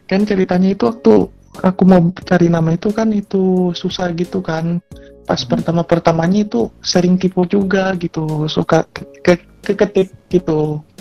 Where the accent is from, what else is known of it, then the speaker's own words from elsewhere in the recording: Watampone, South Sulawesi, Indonesia; asal aku dari Watampone, Sulawesi Selatan.